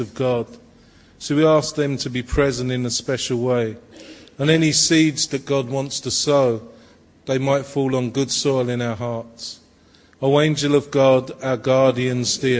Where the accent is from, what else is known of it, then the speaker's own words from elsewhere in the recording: London, United Kingdom; I was born in Walthamstow in the East End of London